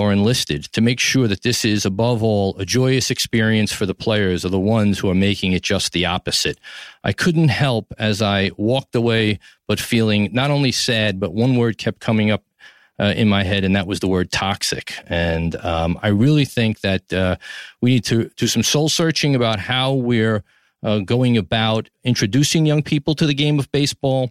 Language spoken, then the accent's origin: English; New York City, New York, United States; from Tribeca, New York City, my hometown, the greatest city in the world